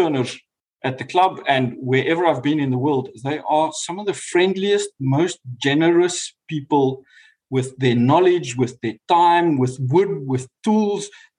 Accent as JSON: {"language": "English", "country": "South Africa", "moved": "as an adult", "lives_now": "New Zealand", "said": "As a South African"}